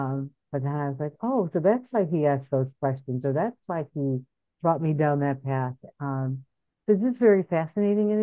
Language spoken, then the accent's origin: English; Chicago, Illinois, United States; also born or lived in Boston / California; I'm from Chicago, moved out to Boston to do all of that, came back to Chicago